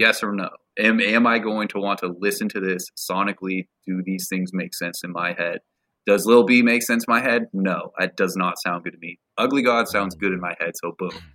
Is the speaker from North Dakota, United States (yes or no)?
no; Portland, Oregon, United States; I'm from, born and raised in Portland, Oregon